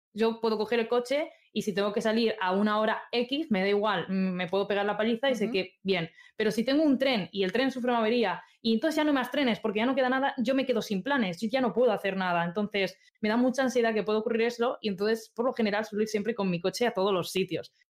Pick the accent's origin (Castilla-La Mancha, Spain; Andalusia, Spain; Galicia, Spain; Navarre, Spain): Castilla-La Mancha, Spain; Albacete; moved away as an adult; also born or lived in Madrid; now in Zaragoza, Spain; soy de un pueblecito súper chiquito de Albacete, pero cuando cumplí 18 me fui a estudiar a Madrid